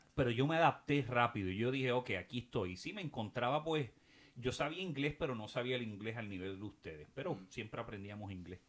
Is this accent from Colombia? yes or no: no; Puerto Rico; moved away as an adult; also born or lived in Tallahassee; yo me fui de Puerto Rico a Tallahassee